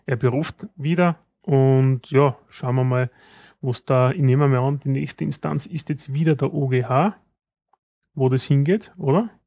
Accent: Austria

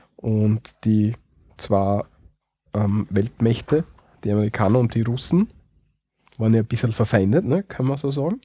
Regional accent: Austria; bei uns in Österreich

